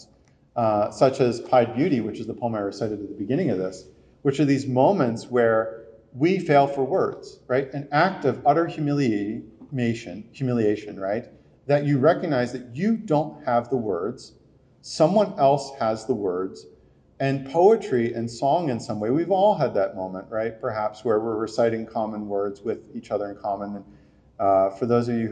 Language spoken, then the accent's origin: English; New Jersey, United States; I'm from New Jersey.